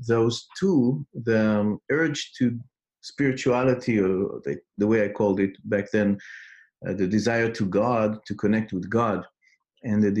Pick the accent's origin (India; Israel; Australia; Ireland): Israel; English is a second language; I grew up in Israel.